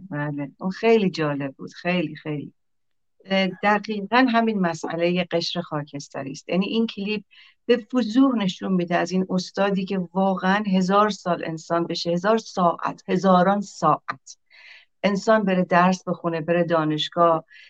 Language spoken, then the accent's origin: Persian; Iran; ما همه ایرانی هستیم